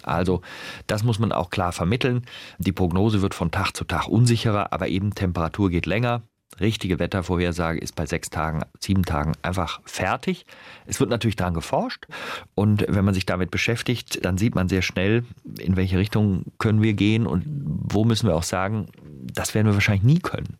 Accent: North Rhine-Westphalia, Germany; accent: Rheinisch; Ich bin ja im Rheinland aufgewachsen

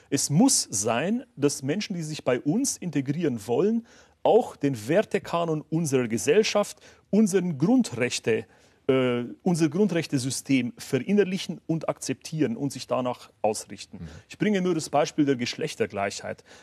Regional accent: Waldkraiburg, Bavaria, Germany; Traunreuth, Waldkreiburg, meine Heimatstadt.

